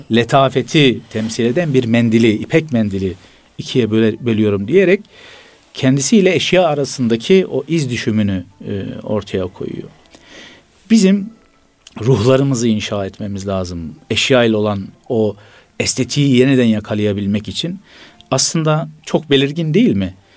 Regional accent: Gaziantep, Turkey; Bir Gaziantep'li olarak

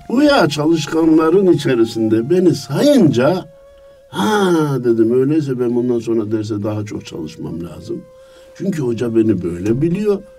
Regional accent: Kayseri Province, Turkey; Kayseri'nin Erket nahiyesinde 1950'de dünyaya gelmişim. Herkes gibi ilkokulu kendi nahiyemde okudum.

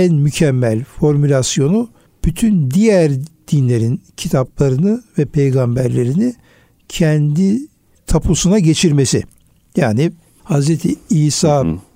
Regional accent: Urfa, Şanlıurfa, Turkey; Benim de memleketim olduğu için Urfa'yı

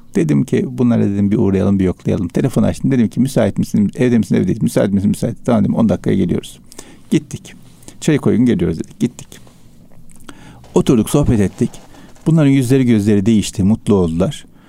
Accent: Istanbul, Turkey; Üsküdar merkezde doğdum büyüdüm ben.

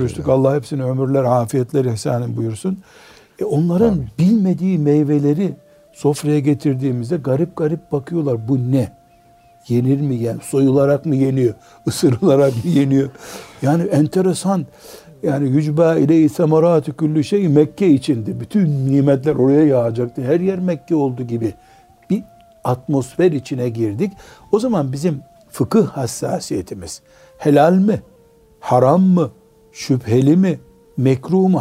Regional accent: Black Sea Region, Turkey; Bizim Karadeniz'de dua ederken su gibi aziz olasın derler

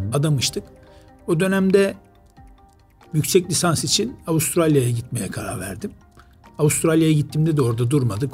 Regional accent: Istanbul, Turkey; also born or lived in Rize / United Arab Emirates; aslen Rizeliyiz ama uzun yıllardan beri İstanbul'da

